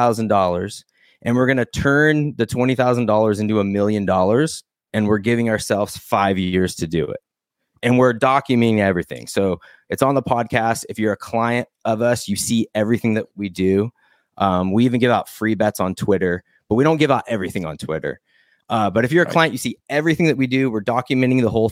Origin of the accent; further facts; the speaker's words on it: Arizona, United States; now in California, United States; I'm from Arizona.